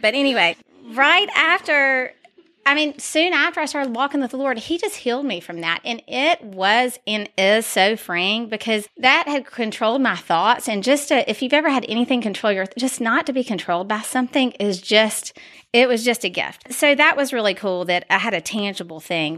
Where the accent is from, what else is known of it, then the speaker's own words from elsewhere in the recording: Dalton, Georgia, United States; I love being from Dalton